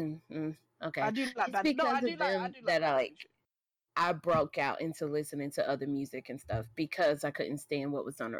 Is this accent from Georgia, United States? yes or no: yes; Atlanta, Georgia, United States; I'm from Atlanta, and so, like, being from Atlanta